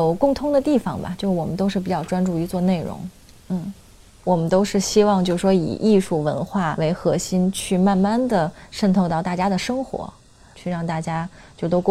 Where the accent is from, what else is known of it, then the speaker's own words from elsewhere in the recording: Beijing, China; also born or lived in Hong Kong; 就我妈是北京人，我爸是香港人，我是在香港出生的。那我在香港上小学到二年级就来北京生活了，我们全家就搬过来了。